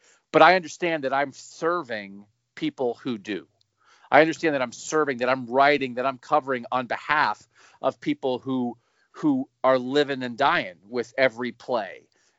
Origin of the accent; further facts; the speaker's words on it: Pennsylvania, United States; also born or lived in Columbus, Ohio; now in Westerville, United States; I grew up in Pennsylvania, so I grew up about 2 hours from Philadelphia